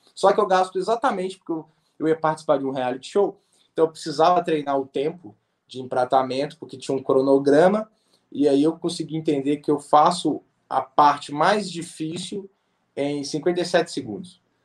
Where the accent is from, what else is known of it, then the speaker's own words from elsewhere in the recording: Belo Horizonte, Minas Gerais, Brazil; eu sou de BH